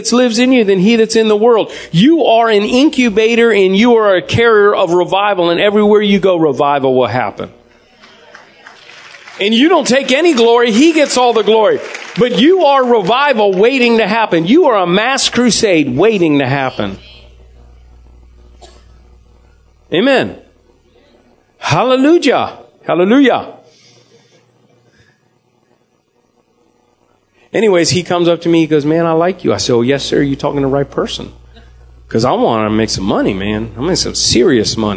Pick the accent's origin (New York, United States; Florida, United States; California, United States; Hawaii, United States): Florida, United States; Jacksonville; I'm from Jacksonville, Tallahassee